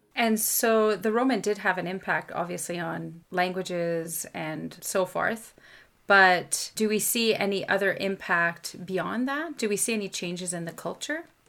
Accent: Canada; first language French; English is a second language; I'm a Francophone from Canada

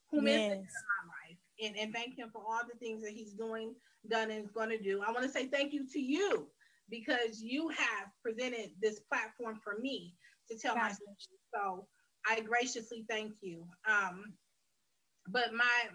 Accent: Detroit, Michigan, United States; I am originally from Detroit, Michigan, raised here

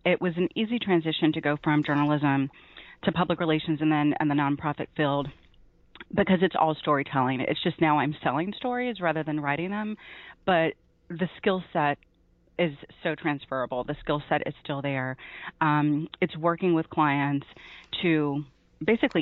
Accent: Memphis, Tennessee, United States; moved away as an adult; also born or lived in New Jersey; I grew up in Memphis and started reporting in Tennessee

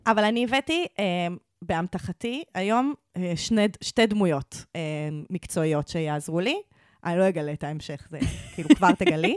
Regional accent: Israel; accent: Israeli; יש לי הכי מבטא ישראלי שאני אומרת

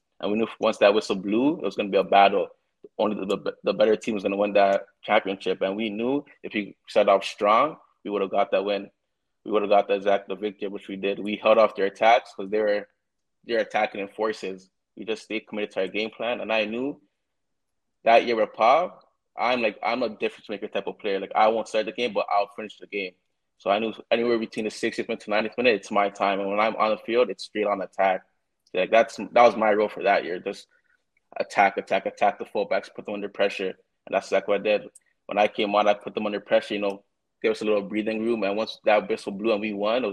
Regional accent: Toronto, Ontario, Canada; I was born in Toronto

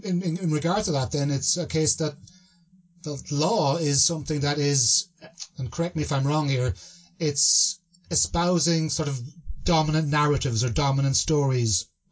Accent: Ireland; I grew up in Ireland

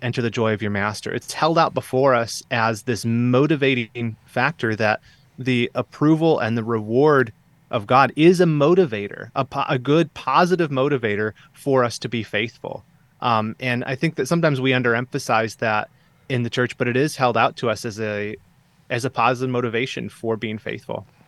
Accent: Southeast Michigan, United States; moved away as an adult; I grew up here in Southeast Michigan

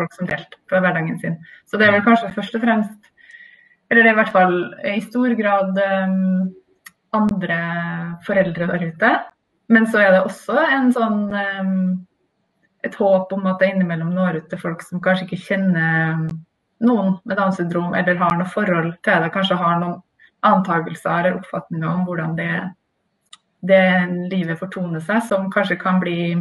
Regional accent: Trondheim, Trøndelag, Norway; now in Oslo, Norway; jeg er i hvert fall født og oppvokst i Trondheim

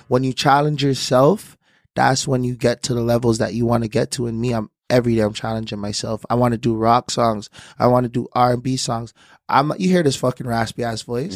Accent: Toronto, Ontario, Canada; I actually was from there

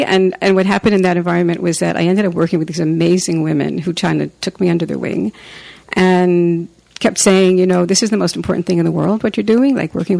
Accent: New York City, New York, United States; now in Nelson, Canada; The condensed story is I grew up in the Bronx.

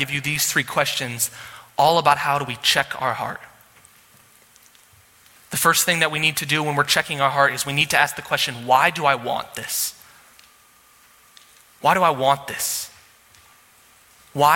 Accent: Sioux Falls, South Dakota, United States; I was from Sioux Falls

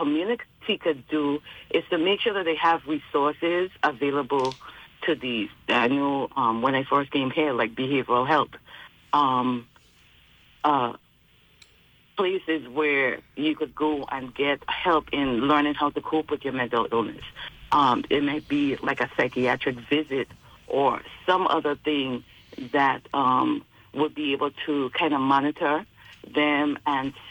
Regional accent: Charlotte Amalie, U.S. Virgin Islands; moved away as an adult; now in Fayetteville, United States; growing up in the Virgin Islands

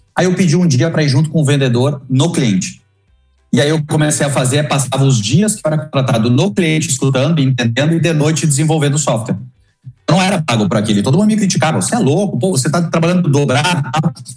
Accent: Lajeado, Rio Grande do Sul, Brazil; accent: gaúcho; Eu sou de uma cidade chamada Lajeado, sou do interior do Rio Grande do Sul

